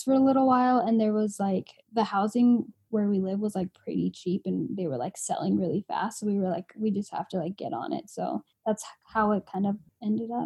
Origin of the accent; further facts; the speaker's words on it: Provo, Utah, United States; also born or lived in Arizona; now in Logan, United States; I actually grew up in Provo. So it's like 2 hours south of where we live now